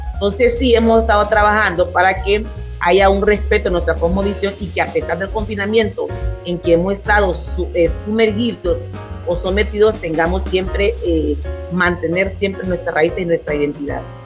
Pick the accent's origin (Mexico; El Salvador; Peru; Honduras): Honduras; Santa Rosa de Aguán, Colón; yo nací en Santa Rosa de Aguán, en la comunidad garífuna, hoy por hoy más pobre de nuestro país